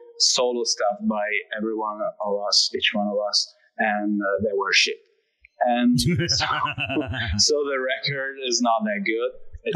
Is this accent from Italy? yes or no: yes; Italy; accent: Italian; English is a second language; I'm Italian, so my accent is just changing every word.